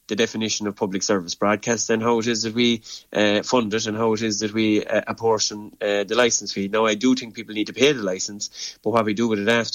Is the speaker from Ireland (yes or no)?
yes; Ireland; they're hugely important parts of what it is that define us as Irish people.